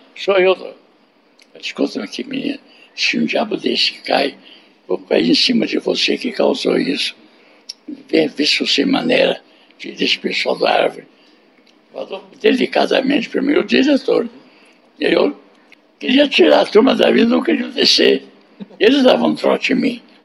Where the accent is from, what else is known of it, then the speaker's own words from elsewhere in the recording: São Paulo, Brazil; also born or lived in Piracicaba; eu sou paulistano